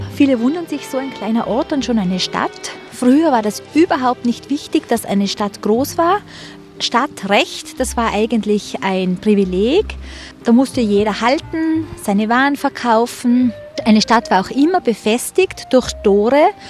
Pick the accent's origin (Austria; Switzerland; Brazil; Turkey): Austria; Tyrol; accent: Tyrolean; wir sind Tiroler, aber der Dialekt ist sehr ähnlich